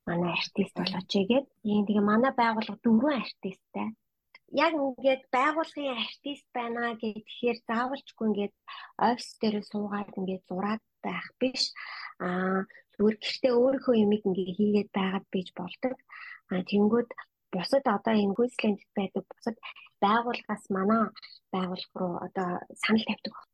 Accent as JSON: {"language": "Mongolian", "region": "Ulaanbaatar", "country": "Mongolia", "tie": "born or raised there", "moved": "yes", "lives_now": "Brisbane, Australia", "said": "Би өөр Улаанбаатар хотод төрөөд Улаанбаатар хотод олгосон Бахтайргийн охин байгаа. Аа манай гэрийнхэн бүгдээрээ аа Сүхбаатар аймгийн."}